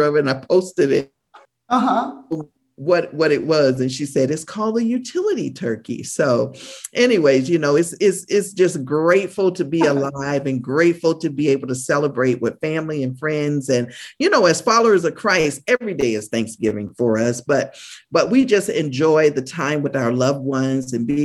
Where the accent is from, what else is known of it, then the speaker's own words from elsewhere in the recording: United States; moved away as an adult; now in Canada; I am an American citizen who resides in Canada